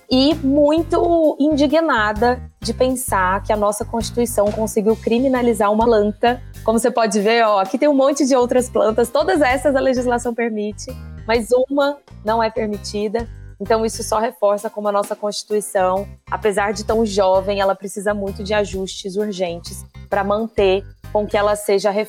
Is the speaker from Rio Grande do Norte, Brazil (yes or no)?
no; Goiânia, Goiás, Brazil; moved away as an adult; now in São Paulo, Brazil; Bom, Igor, eu sou de Goiânia … Eu vim para São Paulo há 15 anos atrás fazer faculdade